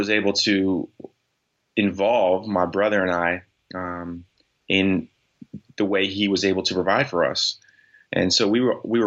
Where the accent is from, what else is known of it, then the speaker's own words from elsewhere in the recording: Newport News, Virginia, United States; I was born and raised in Newport News, Virginia